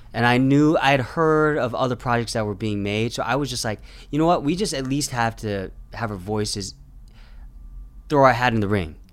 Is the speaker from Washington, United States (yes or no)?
no; Orange County, California, United States; also born or lived in Garden Grove, California; I was born in Garden Grove, and I grew up mostly, you know, in the suburbs of Orange County